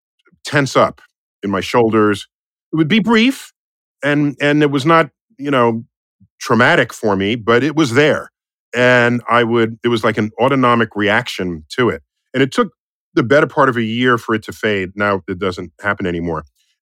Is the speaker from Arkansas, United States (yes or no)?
no; New York City, New York, United States; as a New Yorker, these sirens are just normally acoustic wallpaper